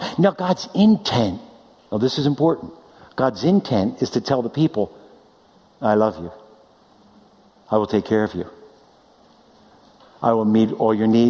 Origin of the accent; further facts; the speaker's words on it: East Coast, United States; now in California, United States; we're from the East Coast. We miss it